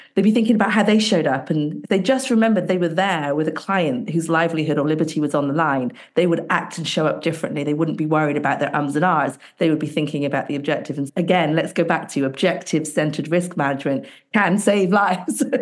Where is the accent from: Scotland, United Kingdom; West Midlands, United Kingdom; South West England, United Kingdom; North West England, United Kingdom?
South West England, United Kingdom; Bristol; my hometown, Bristol, in England